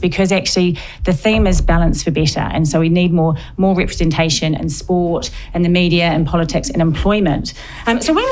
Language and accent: English; New Zealand; moved away as an adult; also born or lived in Warley, England; now in England; I'm from New Zealand, and it was all about sport. My sister played netball for New Zealand